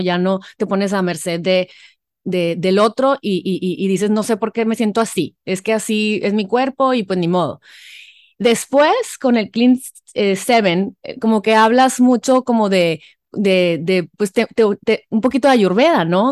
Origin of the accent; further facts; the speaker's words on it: Mexico; los mexicanos que nos encanta el chamoy